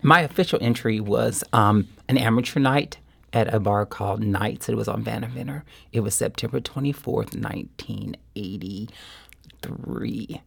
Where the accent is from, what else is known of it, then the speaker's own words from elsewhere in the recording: Kansas City, Missouri, United States; moved away as an adult; also born or lived in Springfield, Missouri; now in St. Louis, United States; when I was a little kid growing up in Kansas City